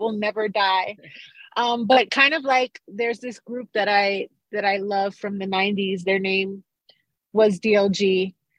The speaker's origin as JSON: {"language": "English", "town": "Carolina", "country": "Puerto Rico", "tie": "born or raised there", "also_born_or_lived": "Bronx, New York / New York", "moved": "yes", "lives_now": "New Mexico, United States", "said": "growing up in Carolina, Puerto Rico, when reggaeton was just being formed"}